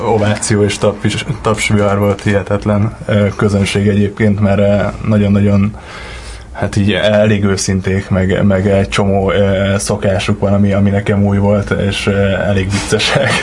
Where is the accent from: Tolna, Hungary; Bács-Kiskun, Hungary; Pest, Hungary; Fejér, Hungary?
Pest, Hungary; Gödöllő; also born or lived in Miskolc / Budapest; Gödöllőn nőttem fel